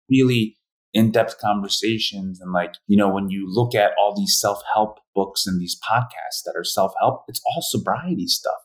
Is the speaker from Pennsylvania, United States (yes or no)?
yes; Philadelphia, Pennsylvania, United States; also born or lived in Korea; I grew up in a white family in Philadelphia